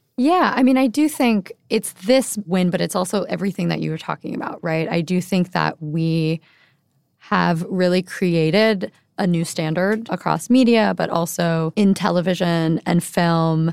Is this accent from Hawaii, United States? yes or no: yes; Honolulu, Hawaii, United States; moved away as an adult; also born or lived in Bay Area / New York; I'm born and raised in Honolulu. I moved to the mainland, as we call it, after high school to go to college